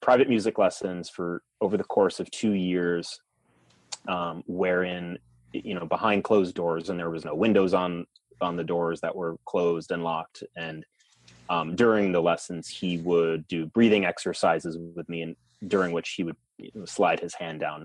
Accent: Long Island, New York, United States; moved away as an adult; also born or lived in New Mexico; I grew up in New York on Long Island.

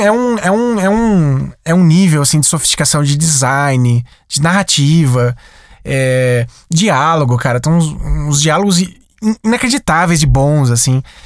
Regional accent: Sumaré, São Paulo, Brazil; Na minha cidade, eu sou de Sumaré, interior de São Paulo.

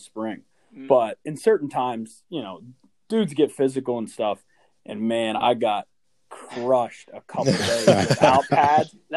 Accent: Hollidaysburg, Pennsylvania, United States; I'm from Hollidaysburg, Pennsylvania

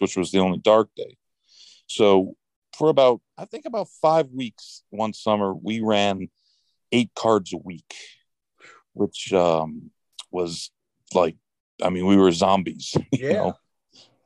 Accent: Saratoga Springs, New York, United States; also born or lived in Arizona; growing up in Saratoga

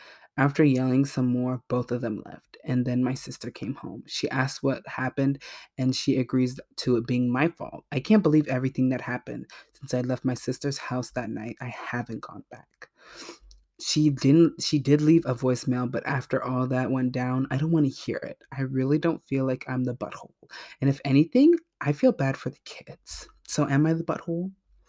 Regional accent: Canada; I am Canadian with government-run healthcare systems. They are provincially run. I moved Providences recently.

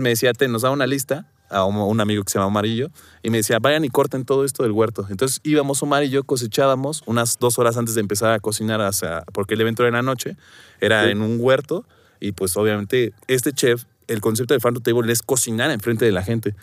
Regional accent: Guerrero, Mexico; now in Mexico City, Mexico; yo vengo, soy del estado de Guerrero y pues traía como este tema de mi familia de que era pues dedicaba al campo

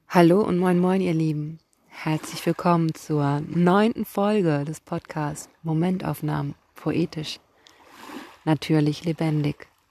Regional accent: Kiel, Schleswig-Holstein, Germany; ich komme hier aus Kiel und ich bin Lyrikerin

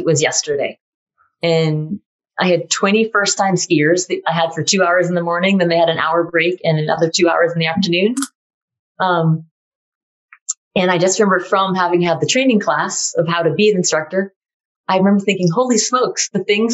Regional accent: Massachusetts, United States; I skied in New Hampshire because I grew up in Massachusetts

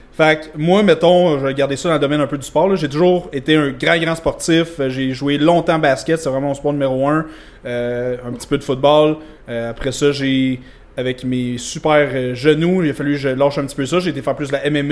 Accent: Vaudreuil-Dorion, Quebec, Canada; je viens de Vaudreuil-Dorion

